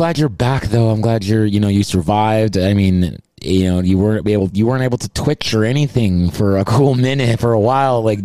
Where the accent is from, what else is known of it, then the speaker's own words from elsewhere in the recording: Texas, United States; now in California, United States; I'm originally from Texas as well. Same town as Abe.